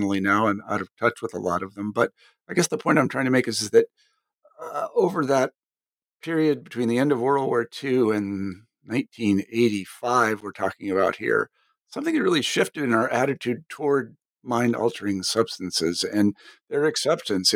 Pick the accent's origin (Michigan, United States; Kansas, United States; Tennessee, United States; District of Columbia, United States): Kansas, United States; moved away as an adult; I came from Kansas, and granted, Kansas is not like every place else